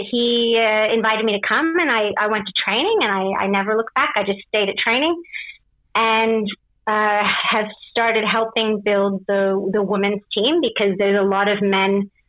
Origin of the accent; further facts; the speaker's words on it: Canada; moved away as an adult; also born or lived in England / Australia; now in Paris, France; I'm Canadian. I was actually born in England. I moved to Canada when I was 5. And my dad is Canadian. My mum's Australian. So then I moved to Australia when I was 24. And now I'm in Paris.